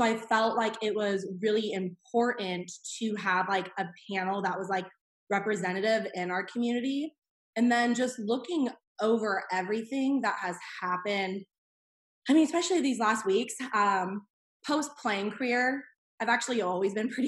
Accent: Thousand Oaks, California, United States; moved away as an adult; now in Tennessee, United States; I'm from Thousand Oaks, California. I went to the University of Tennessee, and I am a fifth grade reading teacher.

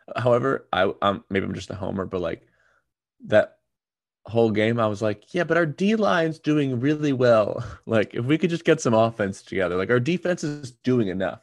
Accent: New Jersey, United States; moved away as an adult; also born or lived in Miami; I was from New Jersey.

